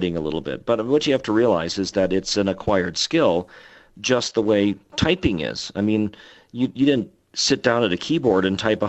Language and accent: English; Wisconsin, United States; moved away as an adult; that's where I was in high school, that's where I was a nerdy kid, that's where I got picked on. And you know, there's great stuff growing up in Wisconsin